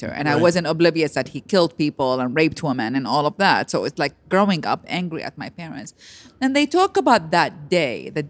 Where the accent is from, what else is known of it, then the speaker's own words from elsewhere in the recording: Iraq; moved away as an adult; now in United States; I'm born and raised in Iraq.